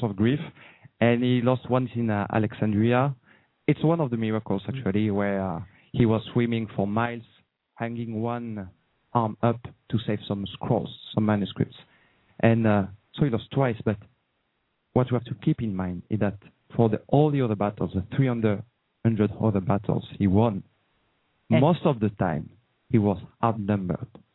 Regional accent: France; accent: slight French; English is a second language; I have a slight French accent. So I'm from France

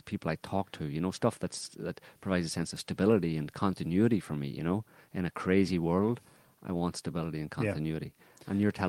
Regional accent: Ireland; it's a bizarre thing because I'm Irish, and it's a bizarre thing coming from Ireland, because Ireland has a long, long history, especially from my community

